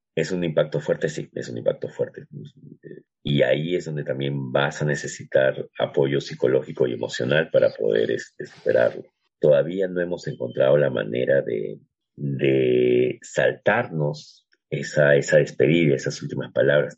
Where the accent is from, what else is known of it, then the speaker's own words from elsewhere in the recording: Peru; nuestro caso particular como, como peruanos